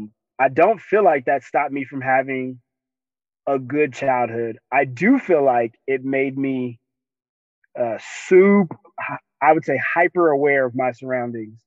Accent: Denver, Colorado, United States; I was born and raised in Denver, Colorado, Five Points

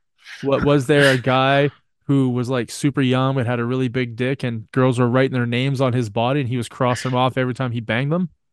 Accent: Canada; I am Canadian

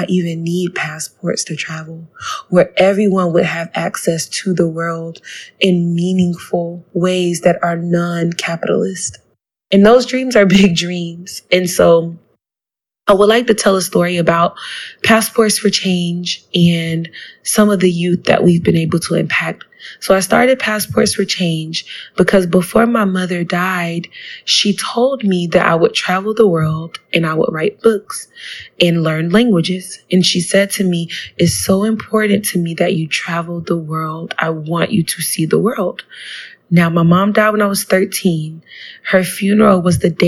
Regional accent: South Florida, United States; growing up in South Florida, with the Black diaspora

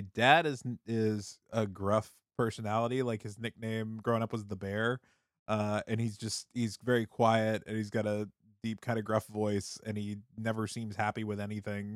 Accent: Minnesota, United States; I grew up in Minnesota

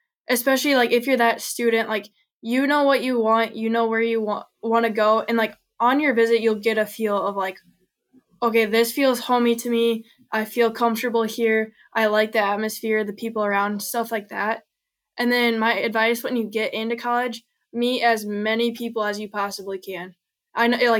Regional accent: Iowa, United States; I'm from Iowa

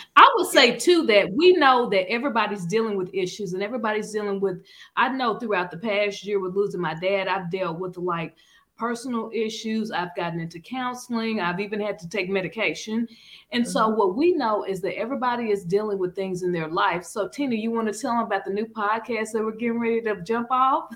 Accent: Arkansas, United States; moved away; I'm from Arkansas

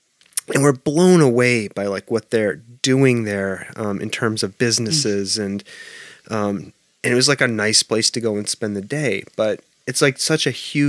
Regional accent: Massachusetts, United States; I grew up in Massachusetts

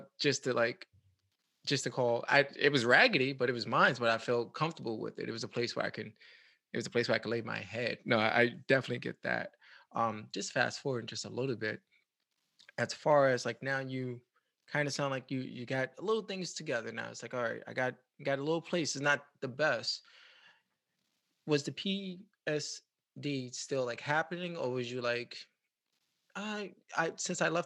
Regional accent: New York City, New York, United States; now in Tampa, United States; I'm originally from the Bronx, and as I leave to come to Tampa

